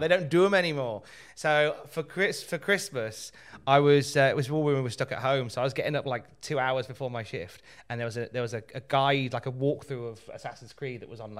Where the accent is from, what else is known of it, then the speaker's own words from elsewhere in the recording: Australia; I'm an Australian.